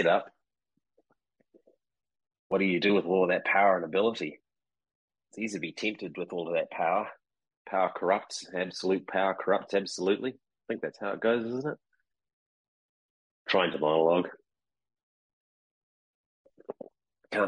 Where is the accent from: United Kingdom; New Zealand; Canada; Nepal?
New Zealand; moved away; growing up in New Zealand, which is where I'm from originally